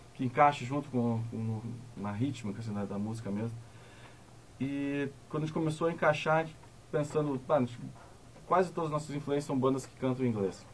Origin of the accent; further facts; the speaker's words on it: Novo Hamburgo, Rio Grande do Sul, Brazil; Os quatro integrantes da banda, nós nascemos em Novo Hamburgo